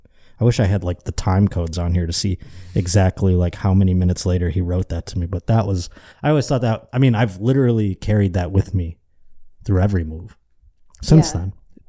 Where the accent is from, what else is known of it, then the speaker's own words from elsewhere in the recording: Buffalo, New York, United States; I was moving from Buffalo to Cleveland, and I was scared.